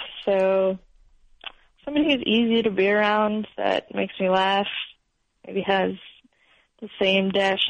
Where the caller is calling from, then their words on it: Somerville, Massachusetts, United States; I'm calling from Somerville, Massachusetts.